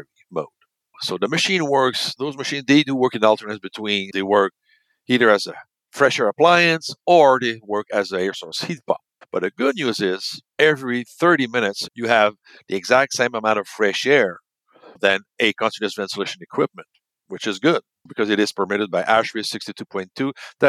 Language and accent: English; Canada; we're from Canada